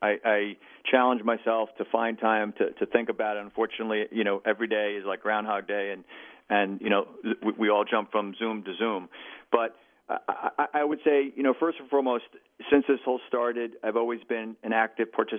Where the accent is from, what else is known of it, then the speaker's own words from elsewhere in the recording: New York City, New York, United States; as a New Yorker